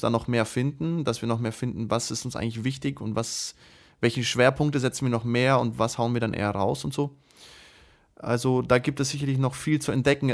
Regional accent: Moscow, Russia; now in Germany; in Moskau geboren

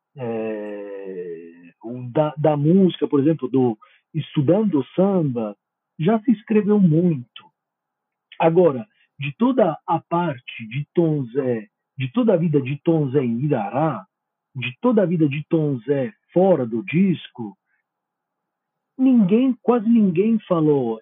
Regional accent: Italy; Portuguese is a second language; eu como italiano

